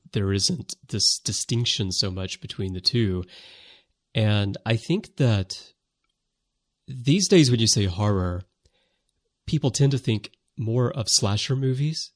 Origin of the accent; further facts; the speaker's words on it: United States; now in Japan; I am American